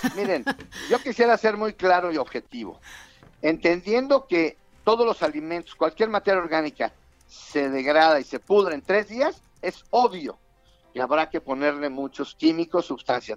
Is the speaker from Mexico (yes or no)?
yes; Mexico; los mexicanos